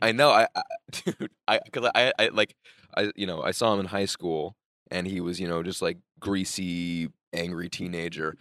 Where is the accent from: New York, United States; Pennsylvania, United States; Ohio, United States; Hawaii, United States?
New York, United States; I'm from New York